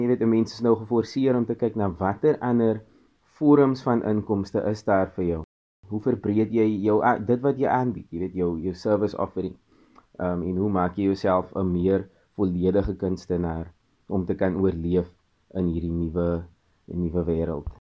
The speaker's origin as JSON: {"language": "Afrikaans", "country": "South Africa", "also_born_or_lived": "Cape Town"}